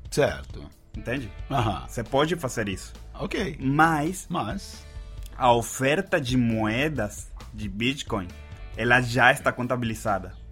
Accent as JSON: {"language": "Portuguese", "country": "Venezuela", "second_language": "Portuguese", "said": "Na Venezuela, eu sou da Venezuela, lá foi onde eu fundei a minha primeira empresa."}